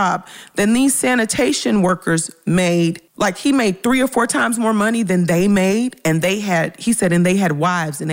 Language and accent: English; Memphis, Tennessee, United States; moved away; I'm originally from Memphis